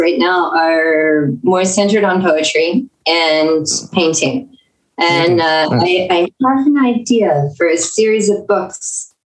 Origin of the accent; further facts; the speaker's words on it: San Antonio, Texas, United States; Okay, I'm from San Antonio, Texas. At this moment, I'm in Georgia